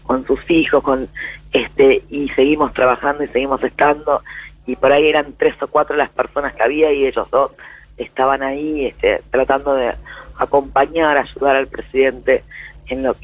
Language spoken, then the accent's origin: Spanish; Argentina; las dudas que tenemos este, como militante como argentino y como diputado, sí, claramente.